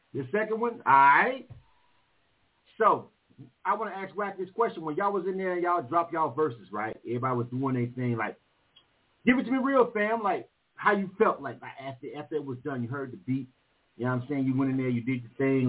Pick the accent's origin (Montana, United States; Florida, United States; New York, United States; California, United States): Florida, United States; Panama City; now in Atlanta, United States; I'm from Panama, uh, Florida